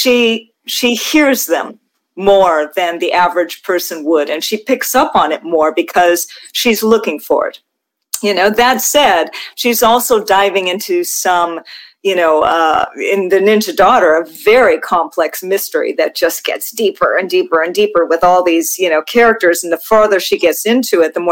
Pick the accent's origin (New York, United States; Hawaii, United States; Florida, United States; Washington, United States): Hawaii, United States; moved away; I'm from Hawaii and I'm Hawaiian, Chinese, Norwegian. So, you know, I've got that mixed race thing going on. I grew up in a multicultural place